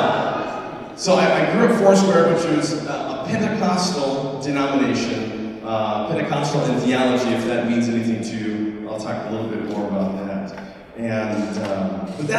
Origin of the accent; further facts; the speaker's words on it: Ohio, United States; moved away as an adult; now in Australia; we come to you from the United States, the state of Ohio specifically